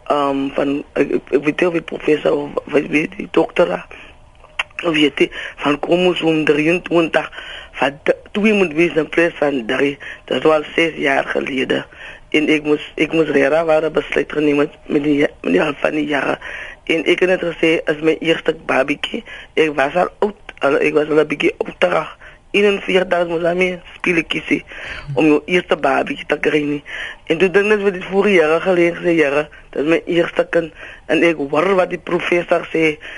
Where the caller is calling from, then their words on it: Worcester, Western Cape, South Africa; van Wooster.